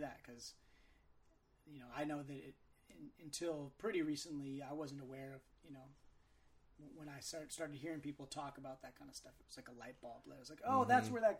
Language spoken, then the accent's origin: English; California, United States; I feel like growing up in the Bay, like, I'm seeing the opposite.